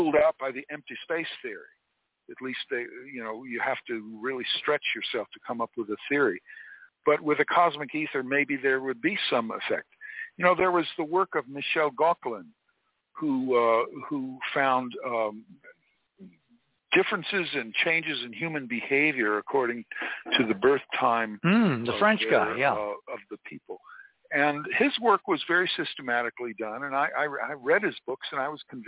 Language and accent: English; Florida, United States; I grew up in Florida